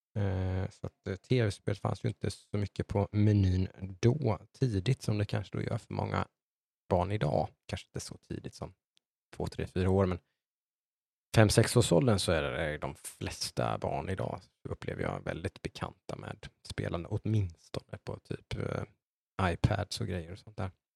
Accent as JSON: {"language": "Swedish", "town": "Äng", "region": "Jönköping County", "country": "Sweden", "tie": "born or raised there", "also_born_or_lived": "Eksjö", "said": "uppvuxen i ett litet samhälle som heter Äng utanför Nässjö"}